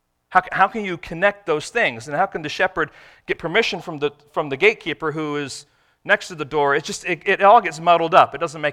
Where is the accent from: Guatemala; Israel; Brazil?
Israel; born there; Now, I was born in Israel.